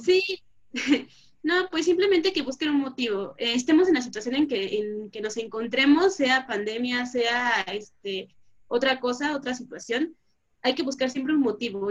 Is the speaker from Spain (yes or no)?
no; Mexico; como mexicanos